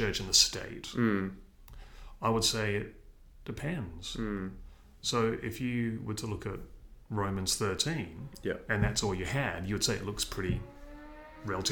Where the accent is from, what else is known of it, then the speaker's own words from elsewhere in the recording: Australia; moved away as an adult; also born or lived in Seoul, South Korea / Exeter, United Kingdom; I'm an Aussie